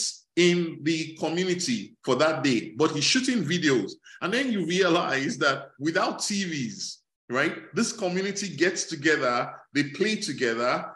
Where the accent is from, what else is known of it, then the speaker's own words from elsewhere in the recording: Nigeria; moved away as an adult; also born or lived in Canada; now in United States; growing up in Nigeria.